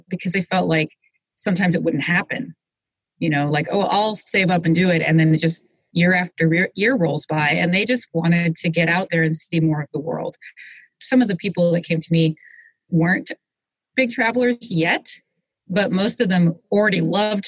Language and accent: English; Seattle, Washington, United States; Growing up in Seattle